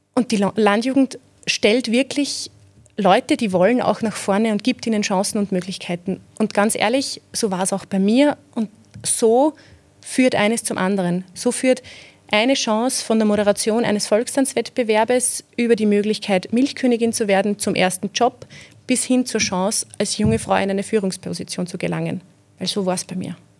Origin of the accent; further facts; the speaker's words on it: Zeillern, Lower Austria, Austria; accent: Mostviertel; Ich bin aus Zeilan im Bezirk Amstetten